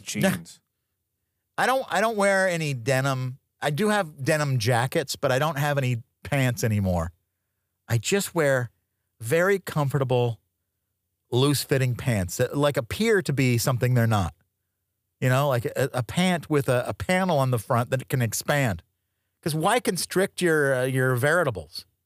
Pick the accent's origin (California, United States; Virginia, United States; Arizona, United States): Arizona, United States; Tucson; moved away; I grew up in Tucson, Arizona